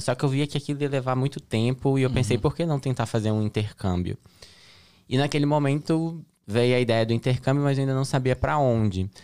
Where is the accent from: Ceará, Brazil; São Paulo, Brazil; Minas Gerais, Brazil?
Minas Gerais, Brazil; Betim; moved away as an adult; also born or lived in Belo Horizonte, Brazil; now in United States; sou de Betim, Minas Gerais. Nasci em Belo Horizonte, morava numa cidade que se chama Betim, que é próxima a Belo Horizonte.